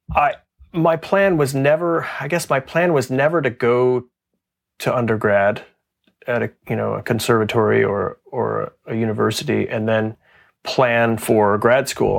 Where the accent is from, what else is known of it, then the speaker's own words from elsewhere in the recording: Texas, United States; moved away as an adult; also born or lived in Fort Worth; now in Pittsburgh, United States; I grew up in Texas